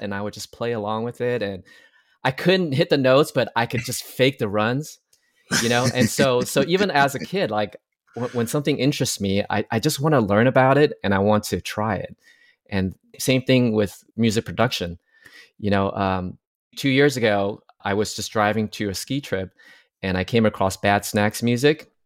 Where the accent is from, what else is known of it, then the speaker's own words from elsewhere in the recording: Taiwan; now in United States; I'm from Taiwan originally, but I came to the U S